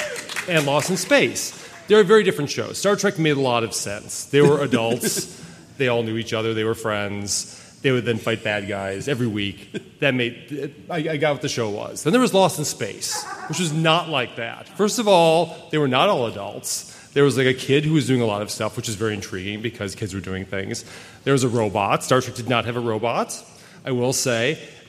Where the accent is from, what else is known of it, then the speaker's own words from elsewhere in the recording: Wisconsin, United States; he thought we would get along because we're both from Wisconsin. People from Wisconsin all get along, which is true.